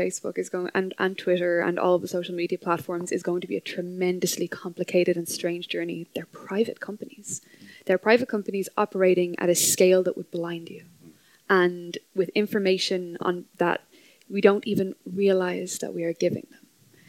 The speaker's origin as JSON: {"language": "English", "country": "Ireland", "said": "Our identities as an Irish people are there"}